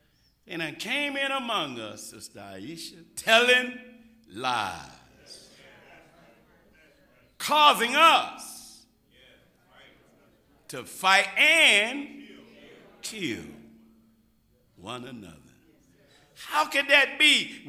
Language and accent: English; Georgia, United States; now in Los Angeles, United States; And I'm coming from Georgia. Me and my family like the Beverly Hillbillies. I landed in L.A. and it was a rude awakening because in Georgia, you know, you speak to everybody.